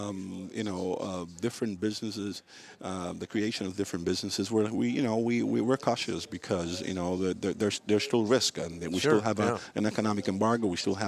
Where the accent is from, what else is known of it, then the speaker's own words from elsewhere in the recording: Havana, Cuba; now in Miami, United States; my community, Miami, and the city where I was born, Havana.